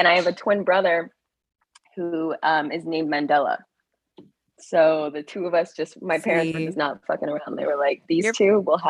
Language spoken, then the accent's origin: English; Iowa, United States; I grew up in Iowa.